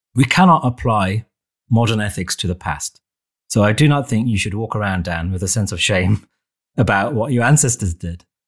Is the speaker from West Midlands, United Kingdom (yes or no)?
yes; Wolverhampton, West Midlands, United Kingdom; my hometown of Wolverhampton